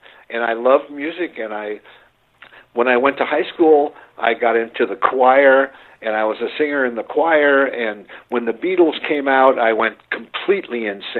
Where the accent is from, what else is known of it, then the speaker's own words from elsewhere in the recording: Arizona, United States; I grew up in Arizona watching those old Westerns